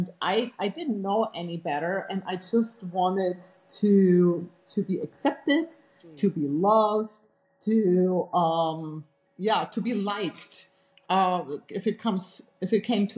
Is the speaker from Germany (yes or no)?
yes; Germany; English is a second language; moved away as an adult; also born or lived in United States; I grew up actually in Europe, in Germany, and I had a very protected childhood. And grew up in a very small town